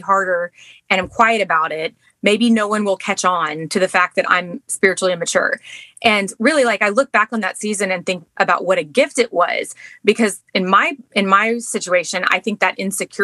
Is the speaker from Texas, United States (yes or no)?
yes; Texas, United States; moved away as an adult; also born or lived in Baltimore, Maryland; now in Maryland, United States; we're from Texas.